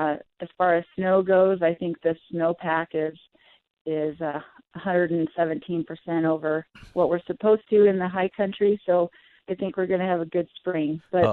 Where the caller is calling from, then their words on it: Kremmling, Colorado, United States; I'm calling from Kremlin, Colorado, where it's about 14 below zero right now.